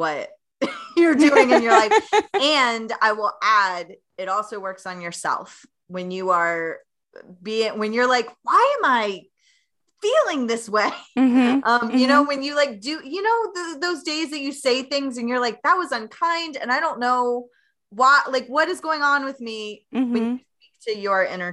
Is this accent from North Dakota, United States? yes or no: no; Tennessee, United States; moved away; I am originally from Tennessee